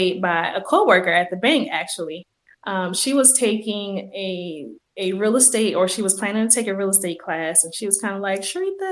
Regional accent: Utahville, South Carolina, United States; moved away as an adult; also born or lived in Orangeburg, South Carolina; now in Charlotte, United States; I'm originally from South Carolina, a small town called Utahville

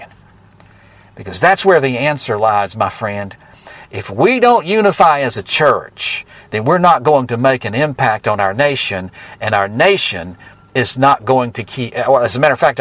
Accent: United States; I am American to the bone

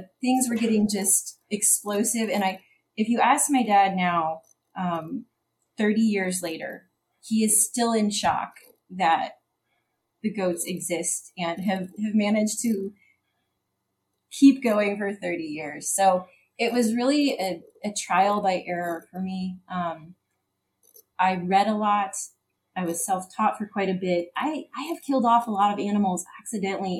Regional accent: Central Illinois, United States; So I come from Central Illinois.

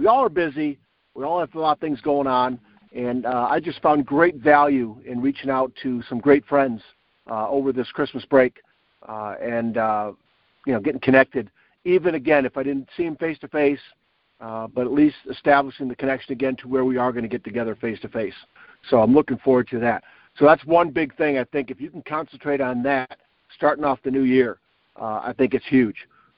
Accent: Northville, Michigan, United States; We had a couple-day tournament about an hour away in my hometown of Northville, and got to see my family, my parents, some friends

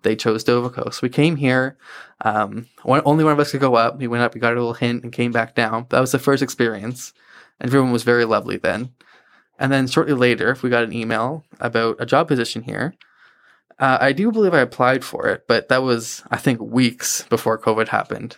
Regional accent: Hampton, New Brunswick, Canada; moved away as an adult; now in Moncton, Canada; I grew up in a town called Hampton. It's about twenty minutes outside Saint John

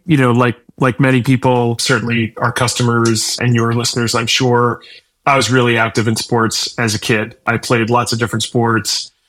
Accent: Illinois, United States; also born or lived in Minnesota / Wisconsin; But I grew up in the Midwest and in Illinois and Minnesota and Wisconsin.

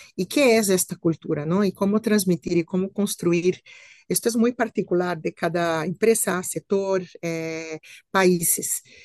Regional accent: Brazil; moved away as an adult; now in Spain; soy eh, hispano-brasileña, Vivo hace siete años aquí en España

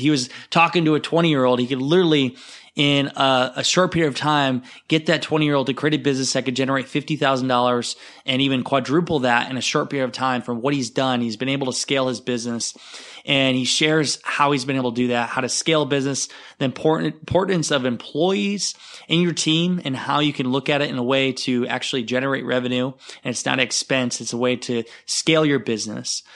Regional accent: Iowa, United States; fellow Iowans

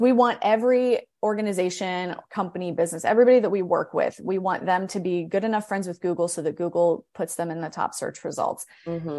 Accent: Akron, Ohio, United States; now in Morgantown, United States; I'm kind of like a hybrid of um, from West Virginia and from Ohio because I grew up in Akron

